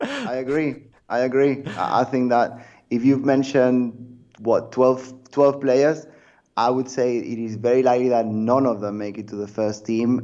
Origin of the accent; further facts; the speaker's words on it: Barcelona, Catalonia, Spain; I grew up in Barcelona